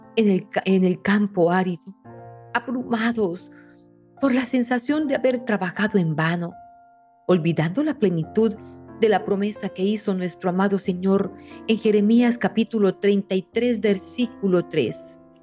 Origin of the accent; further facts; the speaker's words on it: Colombia; aquí en Colombia, y en mi tierra somos sus hijos bobos